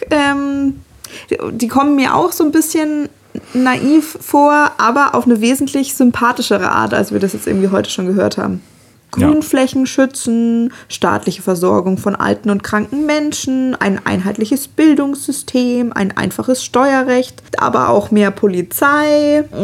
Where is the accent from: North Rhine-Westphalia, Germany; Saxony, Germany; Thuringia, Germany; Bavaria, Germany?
Bavaria, Germany; vor allem auch wieder {S0} mit dem meinen Heimatland. Du bist da gerade auch zu Hause, Marc.